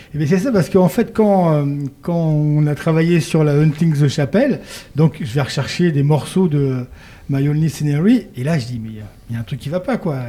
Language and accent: French; Paris, Île-de-France, France; moved away as an adult; now in Lorraine, France; je suis pas lorrain, hein. moi je suis parisien, j'ai atterri en Lorraine il y a quelques années